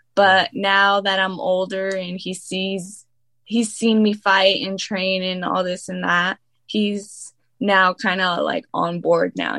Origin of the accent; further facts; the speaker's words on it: Riverside, California, United States; I was born and raised in California